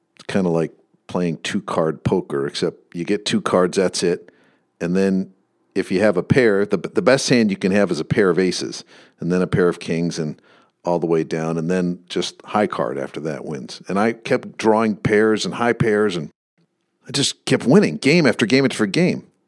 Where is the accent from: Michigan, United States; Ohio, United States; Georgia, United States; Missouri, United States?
Michigan, United States; I grew up in Michigan